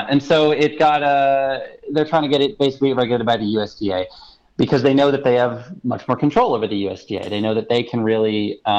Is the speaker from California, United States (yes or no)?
no; Brooklyn, New York, United States; My mom knitted me this hat when I was a child. Uh, growing up in Brooklyn.